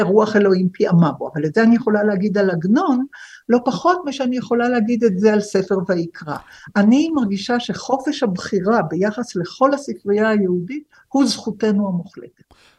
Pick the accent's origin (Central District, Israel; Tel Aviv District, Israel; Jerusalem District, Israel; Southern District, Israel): Jerusalem District, Israel; Jerusalem; אני ירושלמית